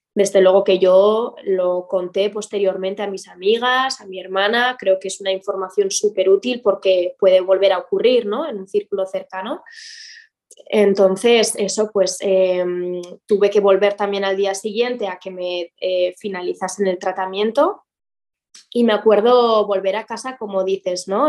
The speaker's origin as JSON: {"language": "Spanish", "town": "Pamplona", "region": "Navarre", "country": "Spain", "tie": "born or raised there", "also_born_or_lived": "Madrid", "moved": "as an adult", "lives_now": "Valencia, Spain", "said": "yo soy de Pamplona, de Pamplona, Iruña. Em, estuve allí hasta los 23 años"}